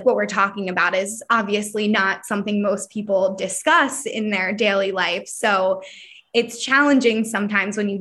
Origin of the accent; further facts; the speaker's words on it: Philadelphia, Pennsylvania, United States; growing up where I grow up, like I'm from Philadelphia